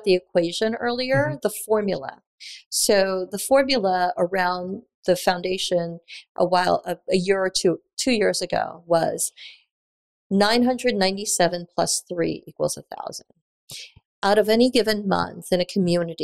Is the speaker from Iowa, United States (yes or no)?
no; New York City, New York, United States; moved away as an adult; also born or lived in Japan / Taiwan / Dallas; now in Tulsa, United States; I spent all of my youth and I grew up in Queens, and I'm a Queens girl